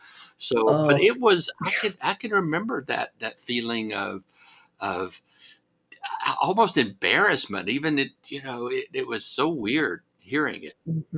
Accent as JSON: {"language": "English", "region": "the South", "country": "United States", "tie": "born or raised there", "said": "growing up in the South"}